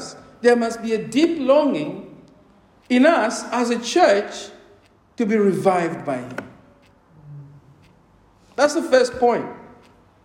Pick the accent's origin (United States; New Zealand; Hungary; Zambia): Zambia; Mufulira, Copperbelt Province; also born or lived in Luapula Province, Zambia; now in United Kingdom; the places where I grew up in Mufulira, the school I attended